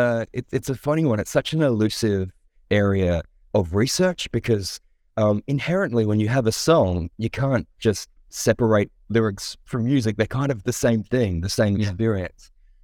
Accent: Adelaide, South Australia, Australia; I'm now based in Adelaide, South Australia. So I have returned to my hometown, returned to the roots.

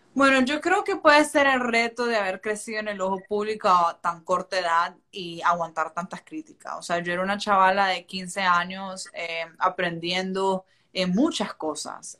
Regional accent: Chinandega, Nicaragua; moved away as an adult; now in United States; soy nicaragüense, que vengo de un pueblo que se llama Chinandega y que soy pueblerina

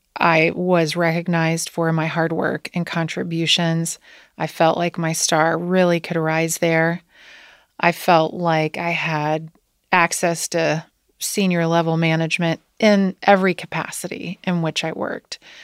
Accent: Wilmington, Ohio, United States; moved away as an adult; now in Cincinnati, United States; I grew up in Wilmington, Ohio

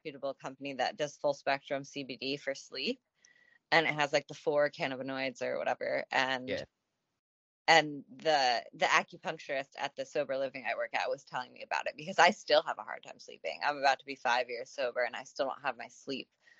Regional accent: Point Pleasant, New Jersey, United States; also born or lived in Westhampton; grew up in Point Pleasant, like riding bikes around town

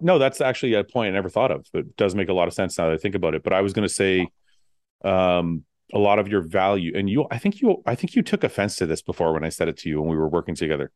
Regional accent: Windsor, Ontario, Canada; growing up in Windsor, I was born in Canada

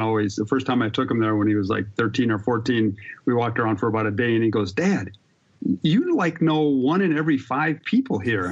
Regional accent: Wisconsin, United States; I grew up in Wisconsin racing go-karts

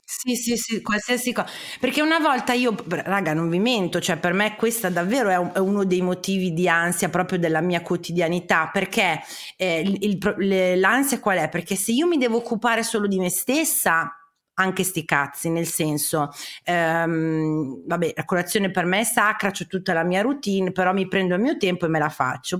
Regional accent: Parma, Emilia-Romagna, Italy; io sono di Parma

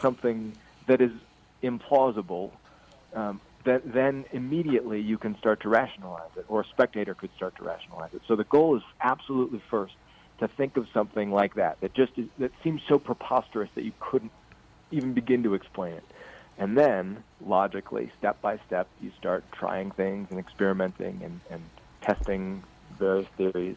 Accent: Ames, Iowa, United States; now in Iowa City, United States; I grew up in Ames, Iowa, and I live two hours east

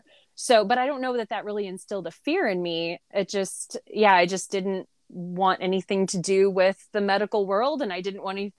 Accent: Southern Illinois, United States; I grew up in a little bitty town in Southern Illinois. Whenever I tell people I'm from Illinois, I have to explain that it's closer to St. Louis, Missouri than it is Chicago, because a lot of people think Chicago. A little bitty rural town.

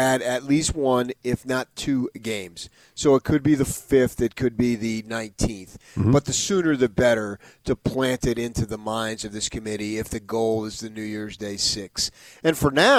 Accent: Phoenix, Arizona, United States; I grew up in the Phoenix area with Neuheisel

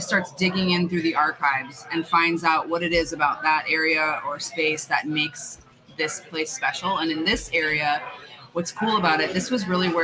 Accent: San Antonio, Texas, United States; now in Phoenix, United States; I'm a Texan. I was born in San Antonio

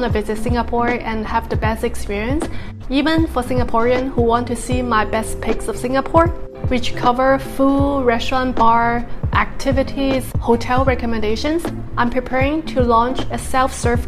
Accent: United States; as an American

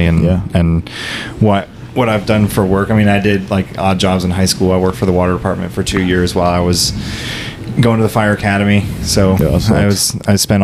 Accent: St. Cloud, Florida, United States; moved away as an adult; also born or lived in Kissimmee, Florida; now in North Central Florida, United States; I was born and raised in St. Cloud, and it just got way too crowded

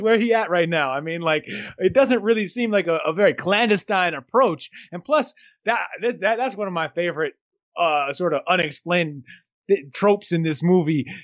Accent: New York, United States; I grew up in New York

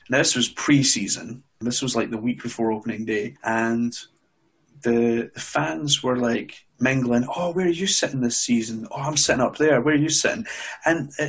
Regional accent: Glasgow, Scotland, United Kingdom; I was born in Glasgow originally

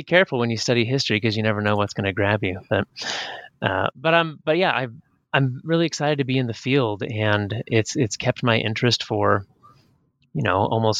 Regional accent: Pacific Northwest, United States; I was raised up in the Pacific Northwest, up on the Canadian border

